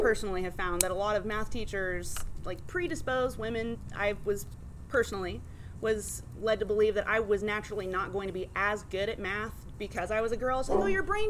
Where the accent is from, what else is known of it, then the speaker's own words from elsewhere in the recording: Mesa, Arizona, United States; moved away; I'm originally from Arizona.